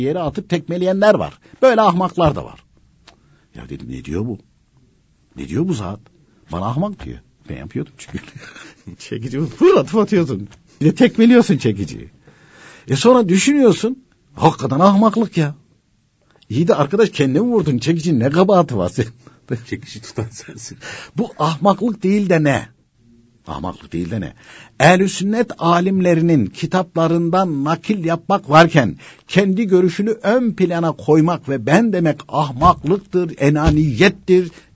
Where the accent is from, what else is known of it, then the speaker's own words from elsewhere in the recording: Konya, Turkey; ben de Konyalıyım.